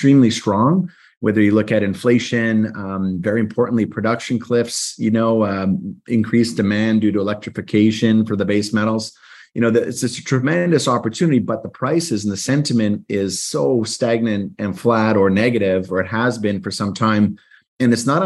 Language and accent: English; Canada; I'm Canadian